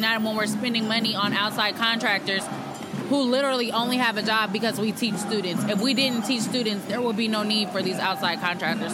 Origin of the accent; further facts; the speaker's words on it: Oakland, California, United States; I was born and raised in Oakland